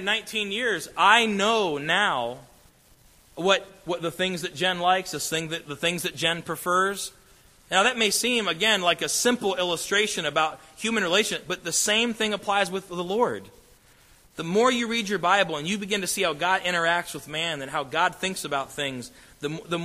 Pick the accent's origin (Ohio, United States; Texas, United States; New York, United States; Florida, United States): Ohio, United States; moved away; our church I grew up in back in Ohio